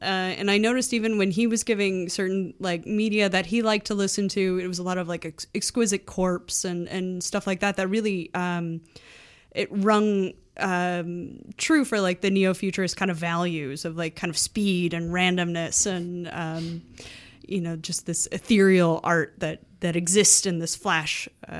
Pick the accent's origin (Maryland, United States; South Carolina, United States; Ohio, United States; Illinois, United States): Illinois, United States; Chicago; I'm from Chicago.